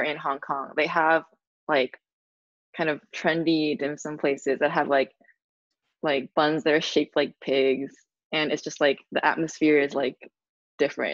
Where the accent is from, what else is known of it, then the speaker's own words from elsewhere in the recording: Cupertino, California, United States; moved away as an adult; now in New York, United States; I grew up in Cupertino in the Bay Area.